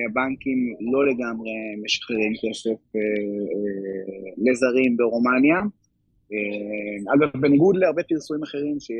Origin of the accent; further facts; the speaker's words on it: Poland; Hebrew is a second language; אני, אני פולני, גל ואני נשואים